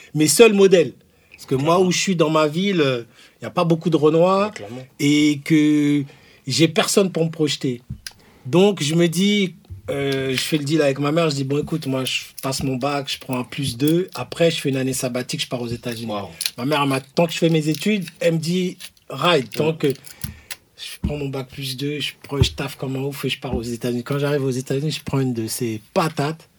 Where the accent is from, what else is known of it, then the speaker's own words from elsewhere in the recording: Ivry-sur-Seine, Île-de-France, France; je viens d'Ivry-sur-Seine